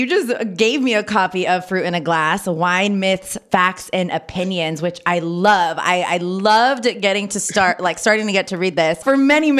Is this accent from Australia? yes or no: no; Napa Valley, California, United States; being born and raised in Napa Valley specifically.